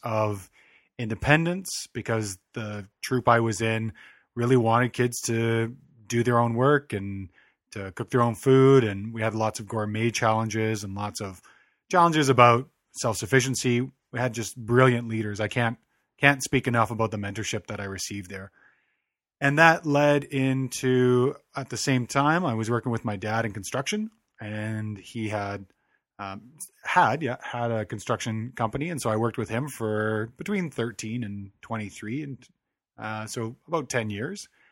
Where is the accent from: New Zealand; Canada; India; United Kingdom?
Canada; Calgary, Alberta; I was born and raised in Calgary, Alberta